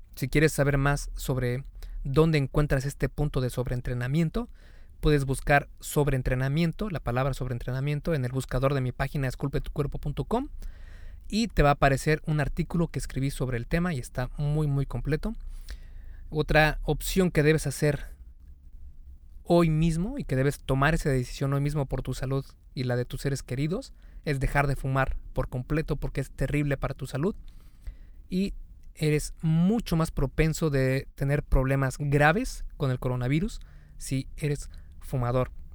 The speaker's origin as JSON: {"language": "Spanish", "country": "Mexico", "said": "En México, el país de donde yo soy"}